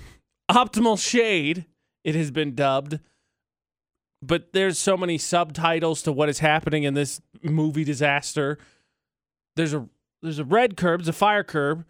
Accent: Indiana, United States; my home state

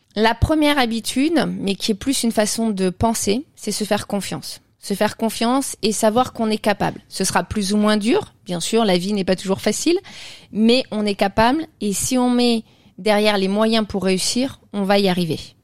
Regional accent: Burgundy, Bourgogne-Franche-Comté, France; moi je suis, je suis de, de Bourgogne

